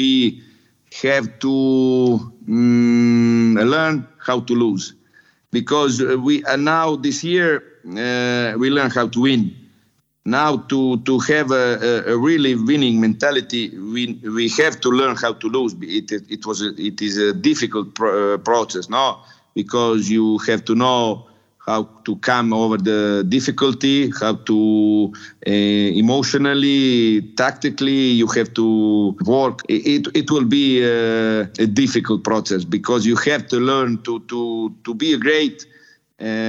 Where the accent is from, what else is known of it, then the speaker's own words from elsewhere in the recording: Split, Split-Dalmatia County, Croatia; also born or lived in Crotone, Italy; now in Italy; I'm from Split, and Split is a town at the sea.